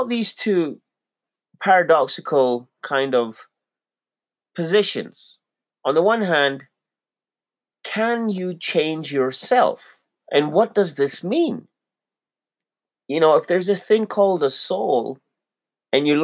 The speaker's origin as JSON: {"language": "English", "country": "Pakistan", "also_born_or_lived": "Toronto, Canada", "moved": "yes", "lives_now": "Calgary, Canada", "said": "I'm a Pakistani Muslim"}